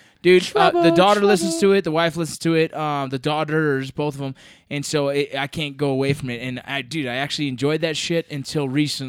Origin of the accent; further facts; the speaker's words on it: Los Angeles, California, United States; growing up in San Fernando Valley